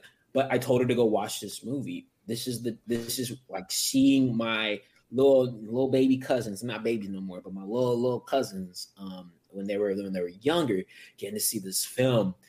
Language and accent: English; United States; My parents are from Africa. I'm American